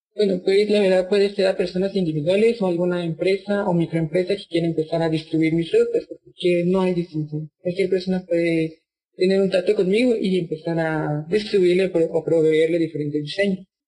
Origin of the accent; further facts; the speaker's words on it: San Juan Comalapa, Chimaltenango, Guatemala; Yo soy de Guatemala, fui criada por mujeres indígenas